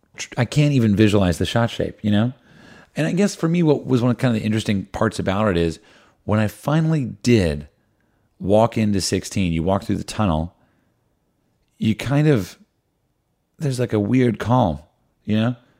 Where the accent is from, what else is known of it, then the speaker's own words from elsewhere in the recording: New Jersey, United States; I grew up in New Jersey